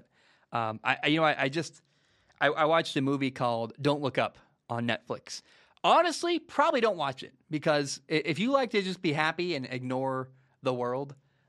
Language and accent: English; Washington, United States; I am from Washington and went to Washington State.